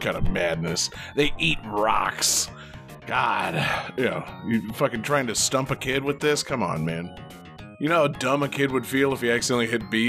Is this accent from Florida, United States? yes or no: yes; Florida, United States; I'm from Florida.